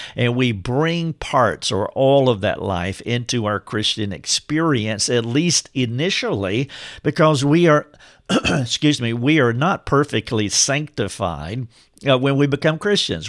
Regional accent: Charlotte, North Carolina, United States; moved away as an adult; now in Greenville, United States; I had moved from my hometown, which is right outside of Charlotte, North Carolina, to Greenville, South Carolina, which is where I am today

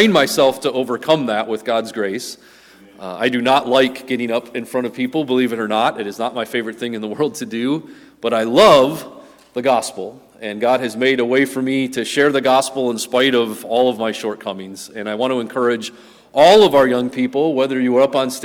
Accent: Wisconsin, United States; We grew up in Wisconsin

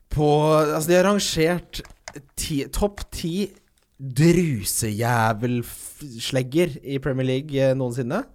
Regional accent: Ski, Akershus, Norway; jeg vokste opp i Ski

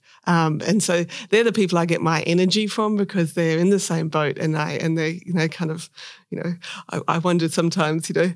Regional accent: Perth, Western Australia, Australia; I was born in WA, born in Subi. Grew up here in Perth

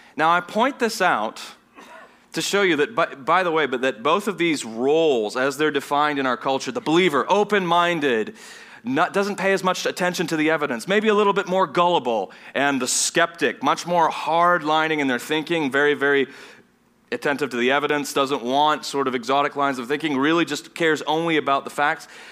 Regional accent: Vienna, Austria; moved away; also born or lived in Southern United States; I grew up in, in Vienna, Austria, which is a German-speaking nation

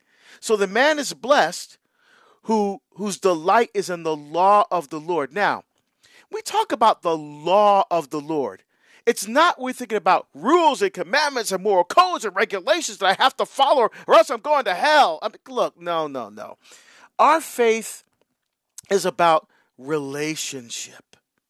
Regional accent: Hillside, New Jersey, United States; now in Portland, United States; Because I now live in Oregon, right? I grew up in New Jersey, in Hillside, right near Newark. But now I live in Portland, Oregon.

